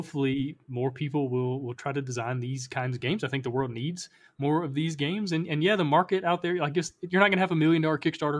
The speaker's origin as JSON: {"language": "English", "region": "the South", "country": "United States", "tie": "born or raised there", "said": "I know growing up in the South, we have so many superstitions around sports"}